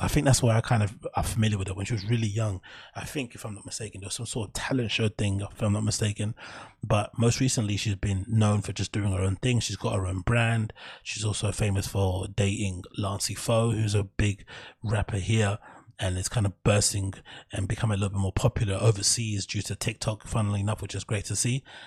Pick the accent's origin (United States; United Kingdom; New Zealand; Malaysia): United Kingdom; London; growing up in the East